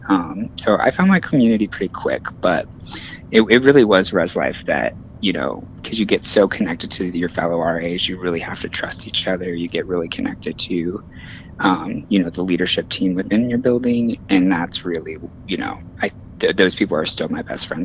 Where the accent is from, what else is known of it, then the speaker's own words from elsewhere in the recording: Indiana, United States; now in New York City, United States; I mean, I moved there from Indiana, so just taking in New York City was like a dream of mine from beginning to end.